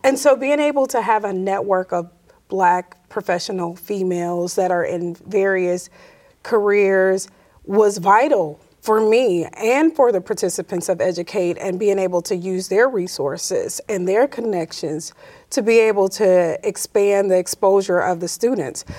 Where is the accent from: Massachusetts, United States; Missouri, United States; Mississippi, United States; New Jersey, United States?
Mississippi, United States; Como; also born or lived in Montgomery, Alabama / Chicago, Illinois; growing up in Como